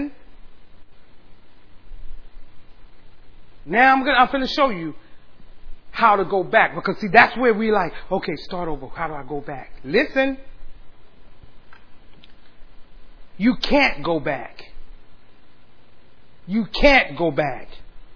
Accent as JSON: {"language": "English", "town": "San Antonio", "region": "Texas", "country": "United States", "tie": "born or raised there", "moved": "yes", "lives_now": "Austin, United States", "said": "San Antonio is my hometown"}